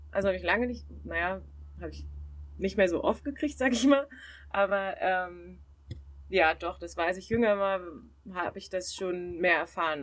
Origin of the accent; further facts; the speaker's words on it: Southern Germany, Germany; moved away as an adult; also born or lived in Siegen / Bochum; ich komme eigentlich aus Süddeutschland